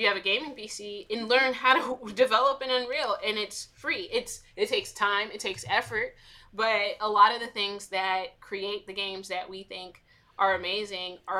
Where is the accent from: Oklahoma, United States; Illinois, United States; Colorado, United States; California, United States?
Illinois, United States; Chicago; I'm from the South Side of Chicago, and you know, I am, you know, I grew up in like the 90s, early 2000s.